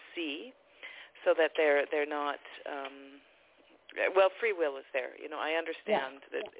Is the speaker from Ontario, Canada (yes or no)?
no; Vancouver, British Columbia, Canada; I'm from Vancouver area in British Columbia.